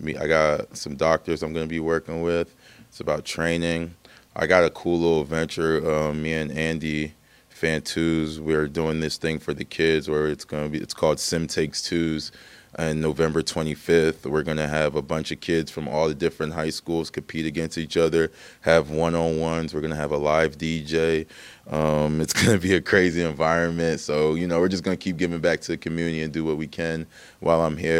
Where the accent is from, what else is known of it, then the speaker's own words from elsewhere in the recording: Hamilton, Ontario, Canada; sometimes I go down in Toronto, like, where are you from? And I just, like, I'm from Hamilton.